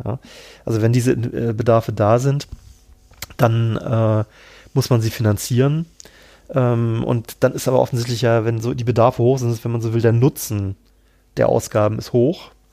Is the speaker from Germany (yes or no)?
yes; Cologne, North Rhine-Westphalia, Germany; moved away; ich komme ja tatsächlich ursprünglich aus Köln